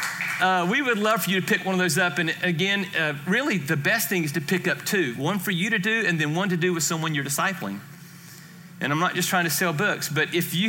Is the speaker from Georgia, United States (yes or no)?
yes; Georgia, United States; I am from Georgia